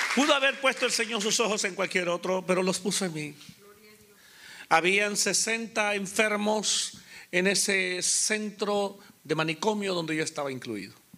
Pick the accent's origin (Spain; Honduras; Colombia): Honduras; moved away as an adult; also born or lived in Guatemala / Costa Rica; nací en la República de Honduras